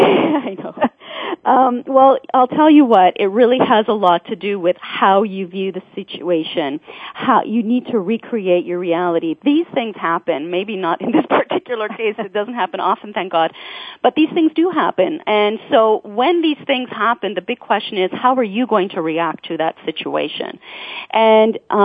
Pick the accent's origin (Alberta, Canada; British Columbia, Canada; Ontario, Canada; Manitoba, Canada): Ontario, Canada; Toronto; I'm from Toronto